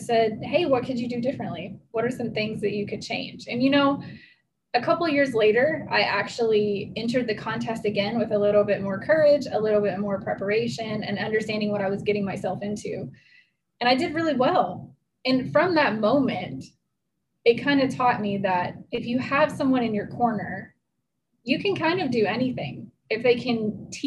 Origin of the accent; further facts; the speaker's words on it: Tennessee, United States; I grew up in Tennessee